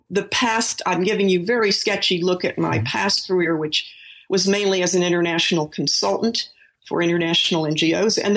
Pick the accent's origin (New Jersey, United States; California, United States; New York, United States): California, United States; San Francisco; born there; I was born in San Francisco, and when I was a very small child, I heard Spanish a lot because my grandparents had a, a maid who took care of me part time.